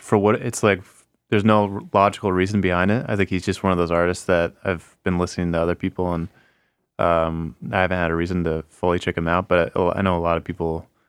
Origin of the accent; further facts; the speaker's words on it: Portland, Oregon, United States; growing up in Portland, like, that's the sound I grew up with, because Portland imitated the Bay all the time